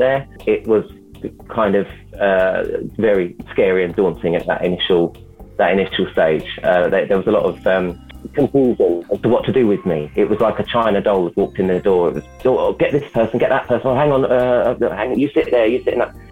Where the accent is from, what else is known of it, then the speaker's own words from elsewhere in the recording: London, United Kingdom; I'm from London